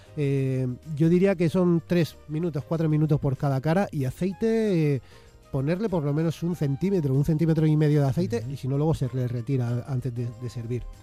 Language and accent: Spanish; Molina de Segura, Region of Murcia, Spain; now in Madrid, Spain; Hace años ya que vivo aquí en Madrid y yo soy de Murcia en realidad